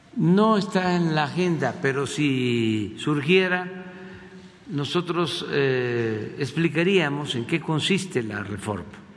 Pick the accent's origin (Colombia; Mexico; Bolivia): Mexico; a nosotros, a los mexicanos